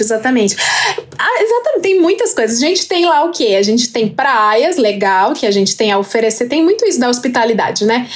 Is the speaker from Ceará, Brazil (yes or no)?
yes; Fortaleza, Ceará, Brazil; now in São Paulo, Brazil; eu sou da quebrada do Antônio Bezerra, Jardim Iracema, lá de Fortaleza, Ceará. Porém, hoje eu estou aqui numa não quebrada, que é Jardim Paulista, São Paulo.